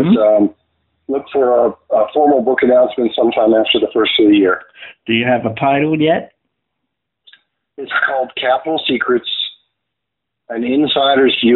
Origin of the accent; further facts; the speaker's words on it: Virginia, United States; also born or lived in Stuttgart, Germany; I was born in Stuttgart, Germany, um, son of a military family, and so I traveled all over the United States. But my dad was stationed in Virginia seven times, so I hmm. always called Virginia home.